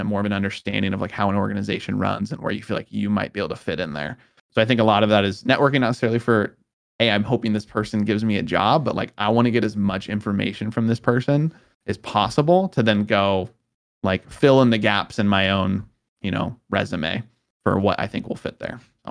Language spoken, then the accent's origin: English; Southern California, United States; moved away as an adult; also born or lived in Oregon; I was originally from Southern California